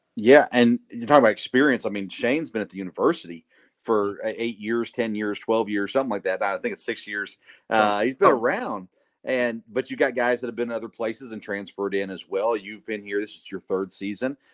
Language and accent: English; Murfreesboro, Tennessee, United States; now in Kentucky, United States; I grew up in Murfreesboro